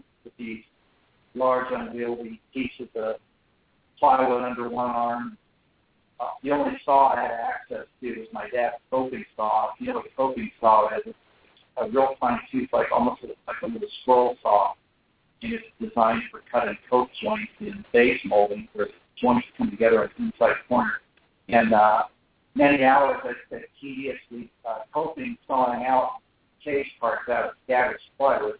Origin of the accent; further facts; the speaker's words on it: Columbus, Ohio, United States; where I grew up in Columbus, Ohio